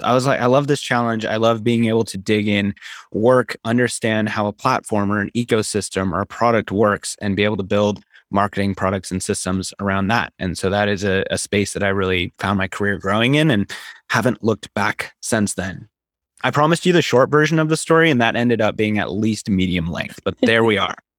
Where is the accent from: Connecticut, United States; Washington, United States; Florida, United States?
Washington, United States; Seattle; also born or lived in Ecuador / Utah; I grew up in Seattle